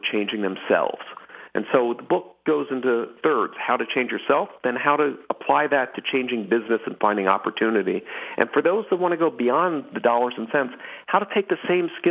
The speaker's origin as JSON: {"language": "English", "town": "Philadelphia", "region": "Pennsylvania", "country": "United States", "tie": "born or raised there", "said": "I grew up in Philadelphia"}